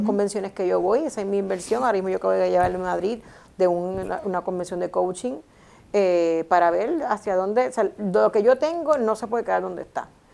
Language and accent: Spanish; Puerto Rico; mi país